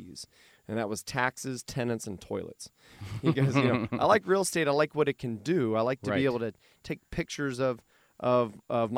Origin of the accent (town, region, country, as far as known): Fairborn, Ohio, United States; born or raised there